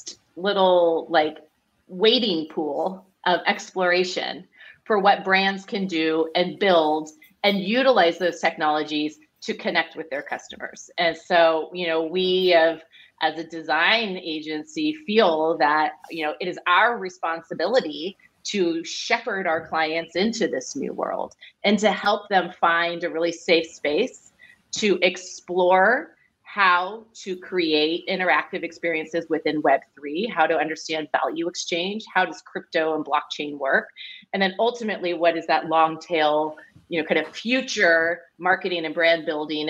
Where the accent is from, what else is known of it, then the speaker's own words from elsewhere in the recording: Silicon Valley, Bay Area, California, United States; I grew up in the Silicon Valley here in the Bay Area